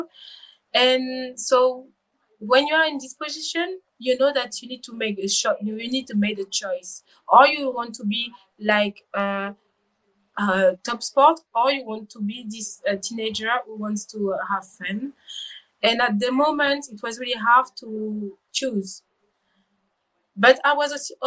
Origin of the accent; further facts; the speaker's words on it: Rennes, Brittany, France; English is a second language; I was born in Bretagne, in Rennes, with my twin